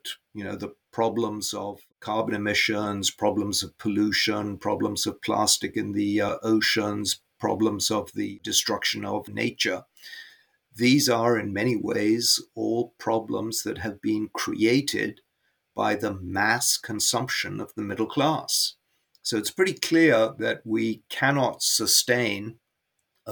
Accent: Karachi, Sindh, Pakistan; moved away; I was born in Karachi

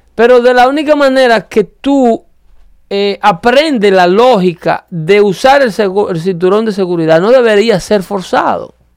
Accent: Dominican Republic; mi país

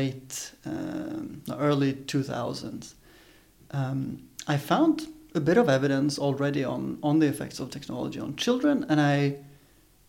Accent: Stockholm, Stockholm County, Sweden; moved away; I'm from Sweden. That's where I grew up with my family in Stockholm.

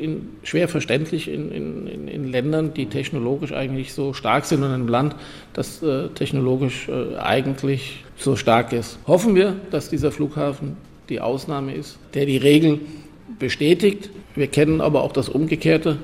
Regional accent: Germany; moved away as an adult; also born or lived in Rhineland; now in Vienna, Austria; als jemand, der aus Deutschland kommt

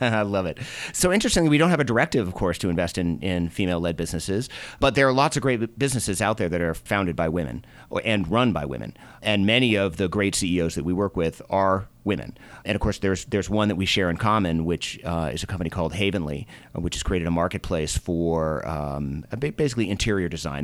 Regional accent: Boston, Massachusetts, United States; moved away as an adult; also born or lived in Minnesota / New York; now in Colorado, United States; I grew up in Boston.

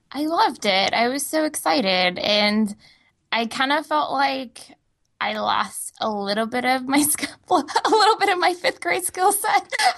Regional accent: Texas, United States; moved away; I'm originally from Texas

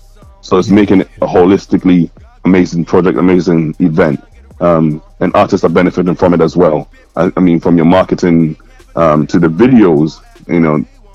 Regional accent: Scotland, United Kingdom; I'm from Scotland, mate. Like, geez, I'm in Glasgow

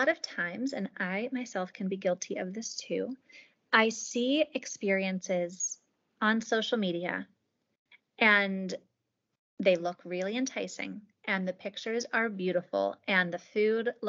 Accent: Pittsburgh, Pennsylvania, United States; I'm from Pittsburgh

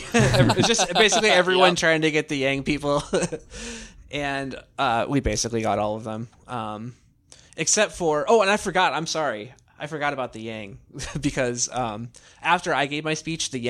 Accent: Iowa, United States; I'm just a guy from Iowa. I work for an insurance company

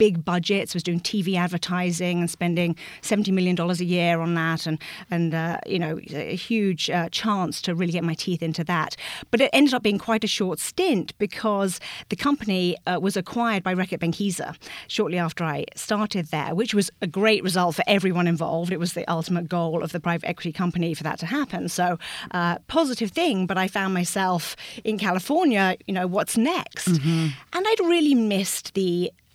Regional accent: England, United Kingdom; moved away as an adult; also born or lived in New York / San Francisco / North Carolina; now in Twin Cities, United States; I grew up in England, as you might be able to tell from the accent, just north of London.

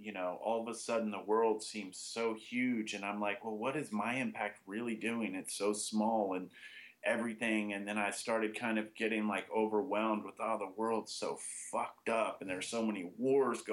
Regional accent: Austin, Texas, United States; I pretty much grew up in Austin.

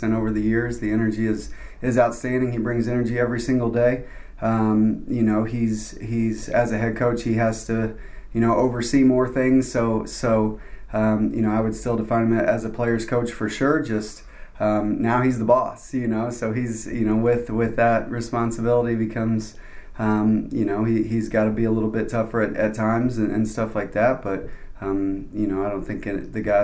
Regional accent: Evansville, Indiana, United States; moved away as an adult; also born or lived in Little Rock, Arkansas; now in Buies Creek, United States; it was in my hometown

